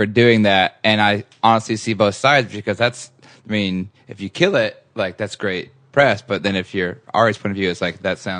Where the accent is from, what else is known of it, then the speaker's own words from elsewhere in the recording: California, United States; just a kid growing up in South Orange County.